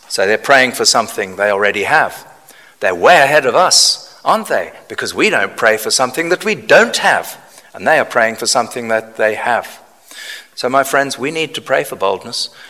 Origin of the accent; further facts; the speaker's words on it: United Kingdom; we're very reserved as British people.